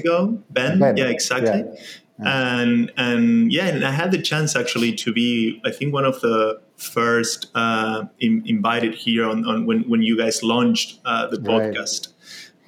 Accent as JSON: {"language": "English", "country": "Argentina", "tie": "born or raised there", "said": "I was born in Argentina. I grew up there"}